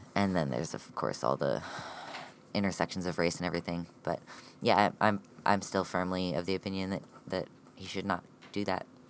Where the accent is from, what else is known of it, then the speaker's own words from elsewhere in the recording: United States; an American transmasculine, non binary, genderqueer person.